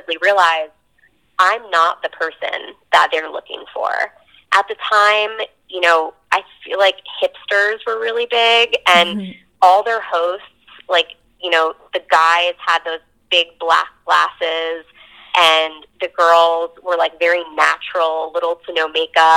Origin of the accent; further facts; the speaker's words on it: New Jersey, United States; I'm from New Jersey